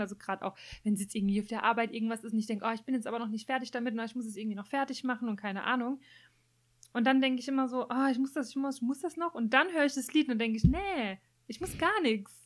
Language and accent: German; Germany; bei uns in Deutschland